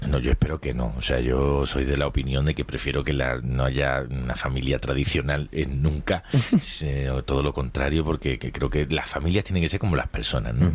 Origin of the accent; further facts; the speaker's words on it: Málaga, Andalusia, Spain; now in Madrid, Spain; yo me fui de mi ciudad de origen, eh, pues, ha sido muy necesario en, mi vida en Madrid, si no, me, habría, me habría dado algo chungo, me habría vuelto a Málaga